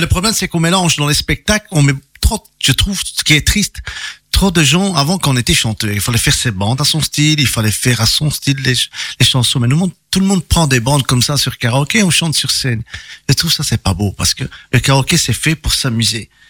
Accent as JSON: {"language": "French", "country": "Italy", "said": "je suis italien"}